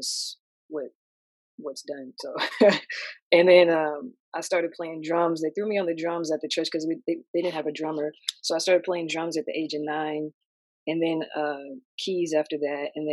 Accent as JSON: {"language": "English", "region": "Indiana", "country": "United States", "also_born_or_lived": "New York", "moved": "as an adult", "lives_now": "Atlanta, United States", "said": "I'm originally from Indiana, but I'm currently in Atlanta right now."}